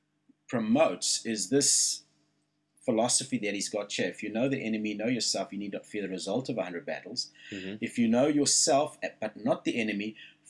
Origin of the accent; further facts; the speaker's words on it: South Africa; now in Australia; Where I'm from